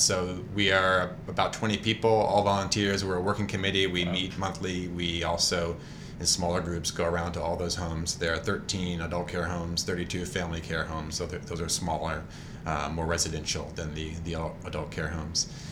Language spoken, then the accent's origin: English; Georgia, United States; also born or lived in Chicago / North Carolina; now in Durham, United States; I'm from Georgia originally